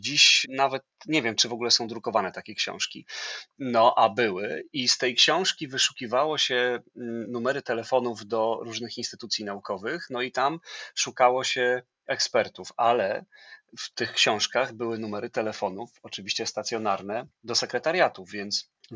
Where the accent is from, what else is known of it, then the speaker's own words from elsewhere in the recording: Płock, Masovian Voivodeship, Poland; moved away; pracowałem w lokalnym radiu, będąc licealistą, bo jestem z Płocka